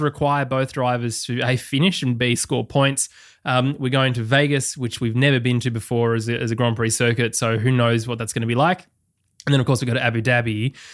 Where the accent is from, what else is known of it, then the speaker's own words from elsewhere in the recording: Australia; as an Australian